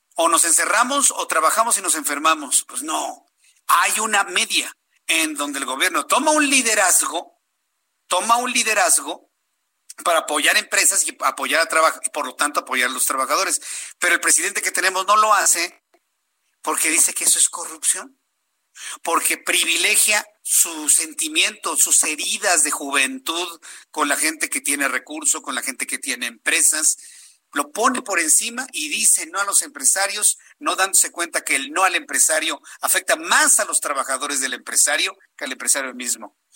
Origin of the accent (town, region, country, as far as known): Mexico